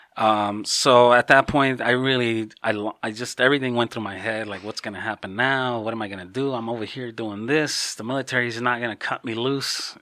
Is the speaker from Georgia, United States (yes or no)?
no; Chicago, Illinois, United States; now in Hawaii, United States; my family's originally from Mexico. I was born and raised in Chicago